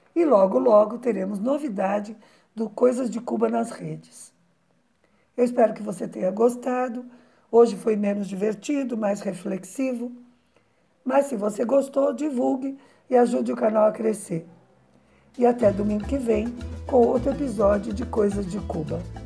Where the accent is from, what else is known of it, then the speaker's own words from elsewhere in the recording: Brazil; como brasileira